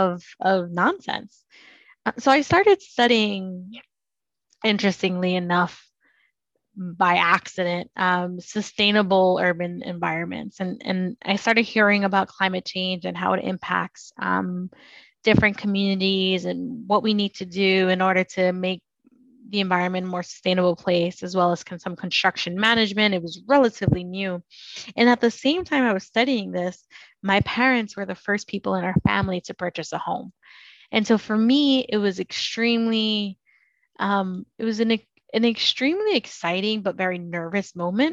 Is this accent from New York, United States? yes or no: yes; New York City, New York, United States; I was born and raised in Brooklyn